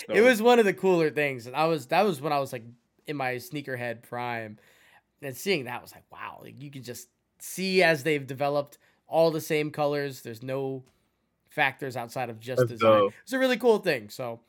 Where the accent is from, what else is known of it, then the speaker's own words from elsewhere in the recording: New York, United States; moved away; I'm originally from New York, but I didn't get into sneakers till I was down here.